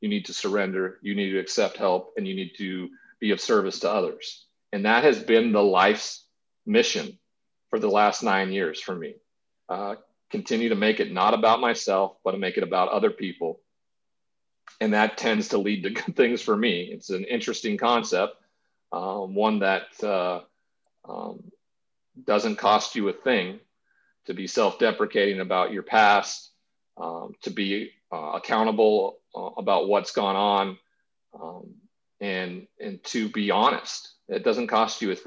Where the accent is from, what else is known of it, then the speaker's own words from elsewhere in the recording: Montana, United States; growing up in Montana with a cowboy culture that exists around ranchers and everything like that. My grandfather was one. I grew up on a farm, a farming community.